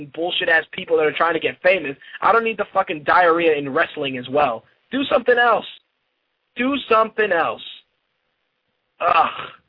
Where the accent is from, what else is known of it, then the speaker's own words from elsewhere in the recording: New York City, New York, United States; I grew up in the Bronx during the 80s when crack was prevalent